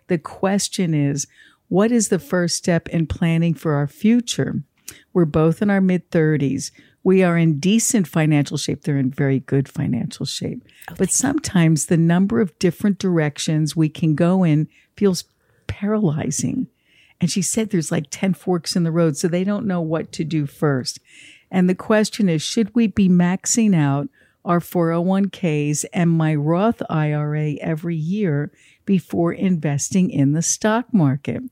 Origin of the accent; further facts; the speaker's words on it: New Jersey, United States; I'm from New Jersey as well.